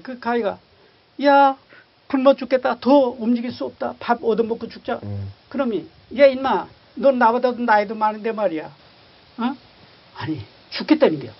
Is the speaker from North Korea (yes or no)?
yes; Sakju, North Pyongan, North Korea; also born or lived in Sonchon; now in South Korea; 우리 북한 평안북도 삭주라는 곳에서 제가 이제 자랐어요